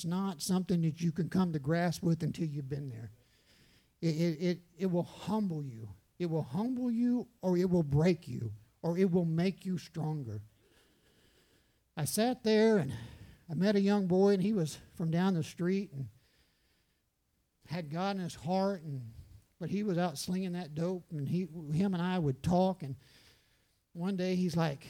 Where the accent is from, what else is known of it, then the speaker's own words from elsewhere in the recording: San Antonio, Texas, United States; moved away; I'm from San Antonio